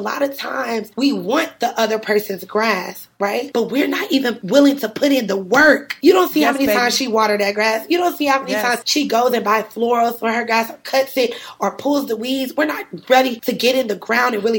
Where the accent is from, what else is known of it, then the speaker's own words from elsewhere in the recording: Cleveland, Ohio, United States; moved away as an adult; also born or lived in Atlanta, Georgia / New York City; I'm originally from Cleveland, Ohio